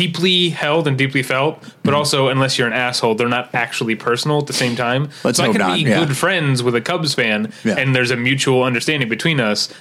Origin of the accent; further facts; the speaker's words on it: St. Louis, Missouri, United States; moved away; I'm from St. Louis